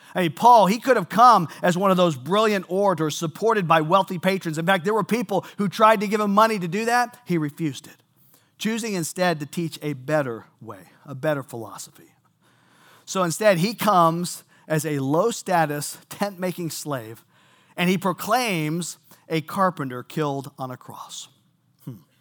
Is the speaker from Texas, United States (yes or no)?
yes; Seabrook, Texas, United States; I grew up in Seabrook, Texas.